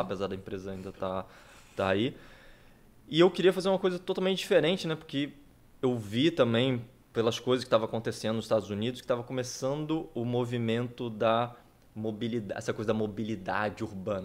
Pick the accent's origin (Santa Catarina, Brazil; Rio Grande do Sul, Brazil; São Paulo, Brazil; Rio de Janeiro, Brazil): Rio de Janeiro, Brazil; Campos dos Goytacazes; moved away; Sou empreendedor, sou daqui de Campos, tenho 37 anos